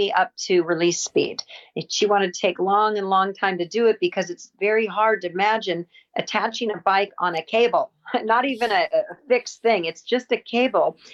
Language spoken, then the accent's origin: English; Southern California, United States; I'm from Southern California